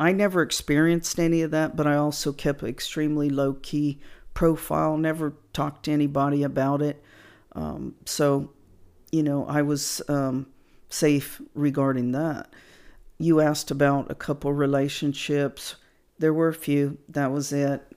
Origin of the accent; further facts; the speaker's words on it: Wichita, Kansas, United States; now in San Antonio, United States; I was in my hometown of Wichita, Kansas